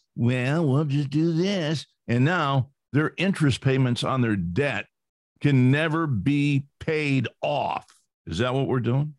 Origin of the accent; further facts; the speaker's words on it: California, United States; I grew up in California